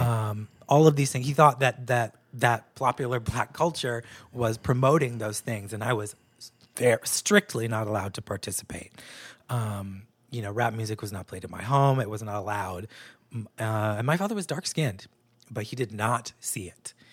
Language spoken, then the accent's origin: English; New Hampshire, United States; moved away; also born or lived in New York; I was raised in New Hampshire, which was a predominantly white place